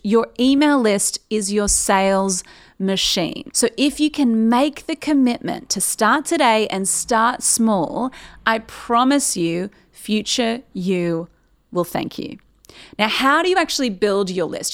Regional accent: Newcastle, New South Wales, Australia; moved away as an adult; now in Sydney, Australia; Newcastle is where I've lived my whole life

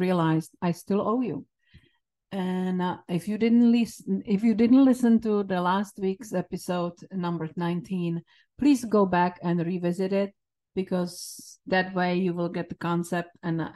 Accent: Czechia; English is a second language; moved away as an adult; now in United States; my home country

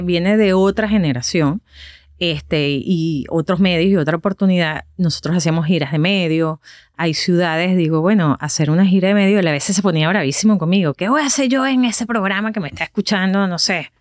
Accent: Venezuela; moved away as an adult; now in United States; cuando salimos de Venezuela

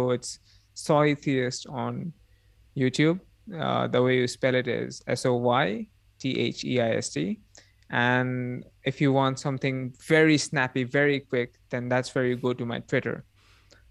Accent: India; I'm Indian living in India, and I'm also indigenous tribal living in India

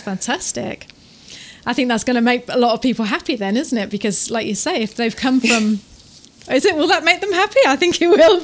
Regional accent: Taranaki, New Zealand; we're from Taranaki

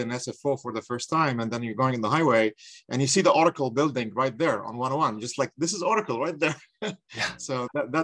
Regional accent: Egypt; moved away as an adult; now in United States; I'm from Egypt, by the way. So I came here in 1995.

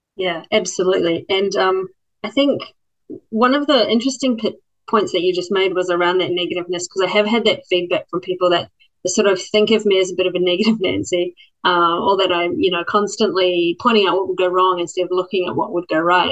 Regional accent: Christchurch, Canterbury, New Zealand; moved away as an adult; now in Australia; I grew up in Christchurch, New Zealand

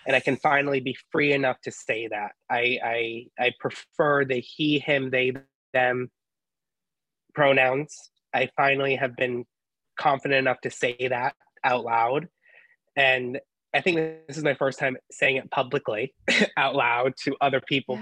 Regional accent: Ohio, United States; growing up in Ohio and going to a Catholic school

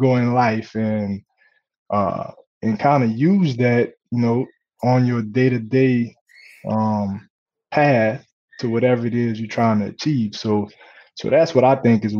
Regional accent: Gramercy, Louisiana, United States; Gramercy is a very, very small town. I think when I was growing up, it was probably population 2,000-3,000

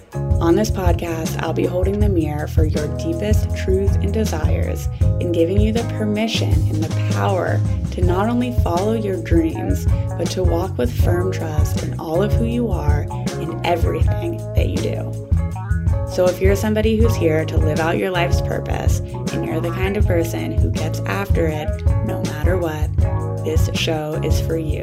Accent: Pittsburgh, Pennsylvania, United States; also born or lived in Vermont; now in Los Angeles, United States; I'm from Pittsburgh, but I used to live in Vermont

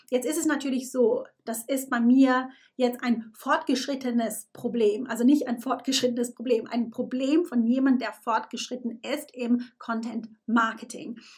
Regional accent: Switzerland; now in United Kingdom; ich bin Schweizerin, die in England lebt.

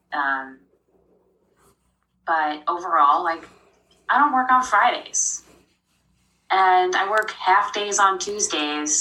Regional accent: New York, United States; moved away as an adult; also born or lived in Vermont / Salt Lake City, Utah; now in Connecticut, United States; I grew up in New York.

